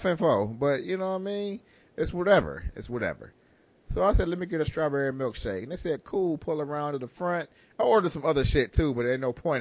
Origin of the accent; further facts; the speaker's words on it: Detroit, Michigan, United States; we grew up in Detroit